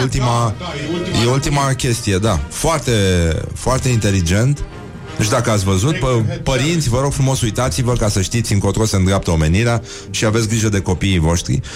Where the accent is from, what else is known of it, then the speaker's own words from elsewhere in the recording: Romania; noi, noi ca și români